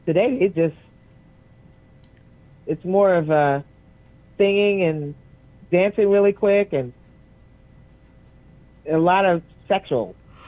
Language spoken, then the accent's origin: English; New York, United States; I'm a New Yorker